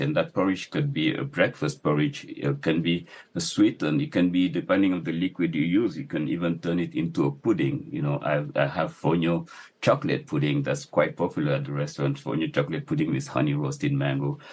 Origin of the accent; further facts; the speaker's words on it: Dakar, Senegal; also born or lived in Casamance; I grew up in Dakar